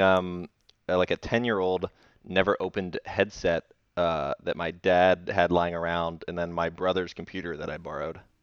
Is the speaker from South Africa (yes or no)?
no; Indian Rocks Beach, Florida, United States; moved away; we are both in our childhood homes right now